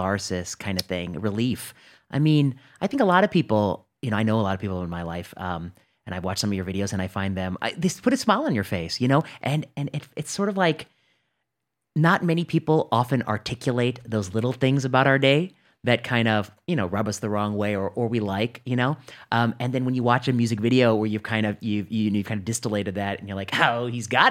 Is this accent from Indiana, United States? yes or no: yes; Northwest Indiana, United States; I'm from Northwest Indiana. I did my high school there